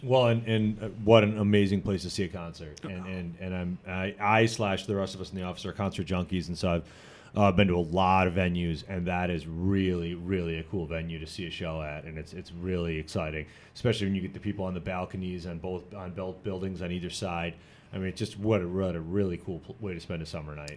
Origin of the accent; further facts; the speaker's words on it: Janesville, Wisconsin, United States; I was born and raised in Janesville